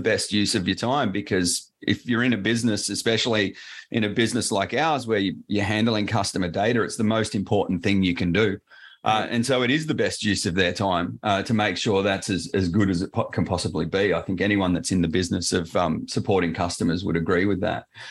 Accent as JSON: {"language": "English", "town": "Sydney", "region": "New South Wales", "country": "Australia", "accent": "Australian", "said": "I'm down in uh, Sydney in Australia"}